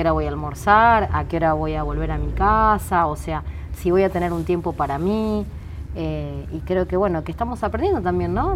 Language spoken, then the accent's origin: Spanish; Ramos Mejía, Buenos Aires Province, Argentina; also born or lived in Mataderos, Buenos Aires; yo nací en, Mataderos, pero me crié en Ramos Mejía, en Buenos Aires.